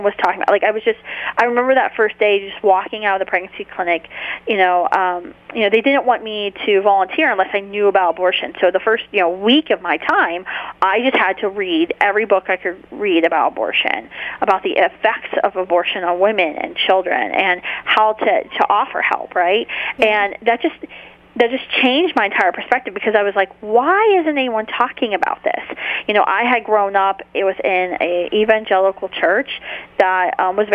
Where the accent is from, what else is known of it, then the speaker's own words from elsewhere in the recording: near Wheeling, northern West Virginia, United States; moved away as an adult; also born or lived in Charleston, West Virginia / Washington, D.C.; I'm originally from northern West Virginia, near Wheeling, West Virginia, actually not too far from Franciscan University of Steubenville, and that's where I grew up